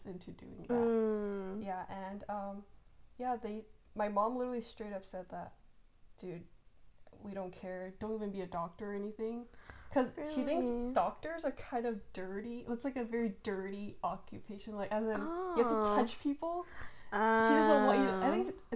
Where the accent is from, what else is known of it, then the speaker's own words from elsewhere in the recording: United States; I am from the United States